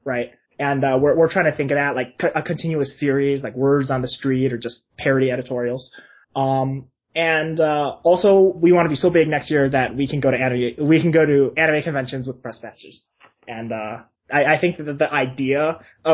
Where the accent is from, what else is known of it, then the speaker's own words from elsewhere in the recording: United States; I'm a Chinese person, I grew up in the United States